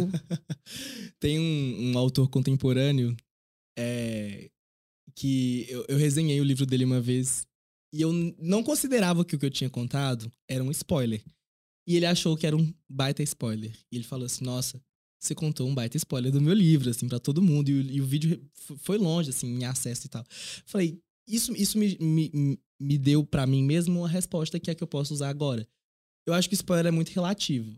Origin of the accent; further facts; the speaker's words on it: Piauí, Brazil; also born or lived in Teresina; quando eu fui morar em Teresina, na capital do estado, para fazer ensino médio